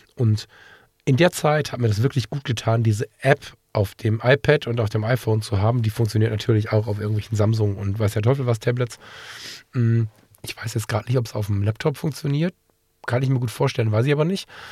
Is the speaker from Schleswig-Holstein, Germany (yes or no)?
no; Ratingen, North Rhine-Westphalia, Germany; einer freien evangelischen Gemeinde bei uns in Ratingen. Das ist eine Gemeinde, der ich seit der Kindheit verbunden bin